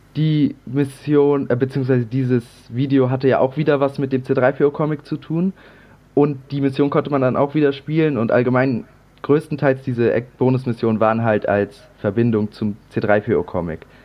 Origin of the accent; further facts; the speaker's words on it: Hamburg area, Germany; komme wie Tim auch aus dem Raum Hamburg